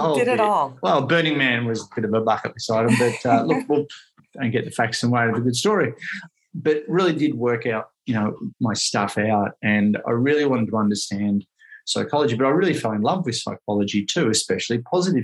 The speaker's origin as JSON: {"language": "English", "town": "Ocean Grove", "region": "Victoria", "country": "Australia", "tie": "born or raised there", "also_born_or_lived": "Melbourne", "said": "I grew up here in Ocean Grove, and I moved back down here after 20 years being up in Melbourne in the city."}